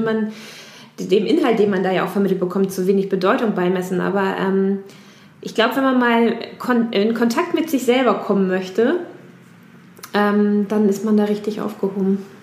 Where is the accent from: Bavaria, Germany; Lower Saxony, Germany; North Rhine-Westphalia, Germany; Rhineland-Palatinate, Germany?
Lower Saxony, Germany; near Lünzen, near the Lüneburg Heath; moved away; aus meiner Heimat